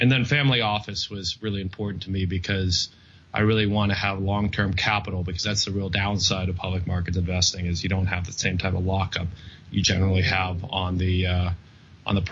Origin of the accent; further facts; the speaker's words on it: San Diego, California, United States; also born or lived in London; I grew up in San Diego and went to Stanford